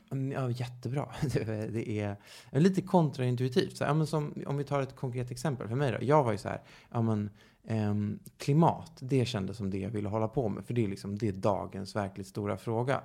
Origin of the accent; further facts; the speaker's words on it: Stockholm, Stockholm County, Sweden; född och uppvuxen i Stockholm